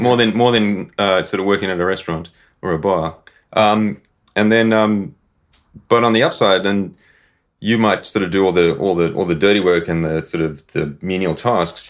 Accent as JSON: {"language": "English", "country": "South Africa", "tie": "born or raised there", "also_born_or_lived": "Zimbabwe", "moved": "as an adult", "said": "I was born in Zimbabwe. Sort of moved to South Africa when I was uh, sort of about ten years old. Sort of grew up on a farm."}